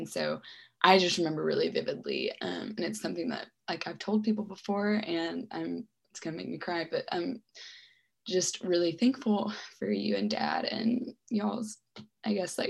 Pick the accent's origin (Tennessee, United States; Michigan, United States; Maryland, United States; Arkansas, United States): Arkansas, United States; Hot Springs; my hometown of Hot Springs, Arkansas.